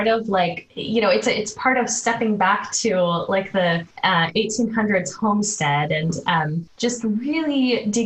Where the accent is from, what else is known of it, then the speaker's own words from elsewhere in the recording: Oregon, United States; I grew up in the Pacific Northwest. I grew up in a Christian home, so in the state of Oregon